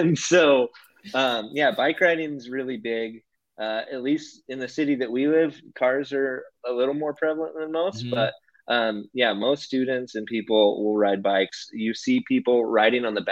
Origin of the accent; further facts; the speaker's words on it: Hooker, Oklahoma, United States; first language English; moved away as an adult; also born or lived in Denver, Colorado; now in Netherlands; I grew up in Hooker, Oklahoma. It's in the Panhandle